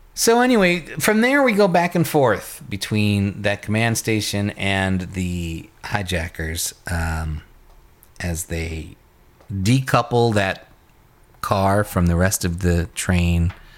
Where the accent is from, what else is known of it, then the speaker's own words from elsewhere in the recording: New York, United States; growing up in New York in the seventies and eighties